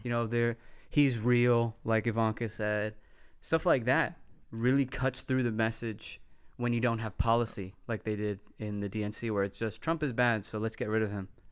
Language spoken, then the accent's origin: English; Texas, United States; I grew up in Texas around nine eleven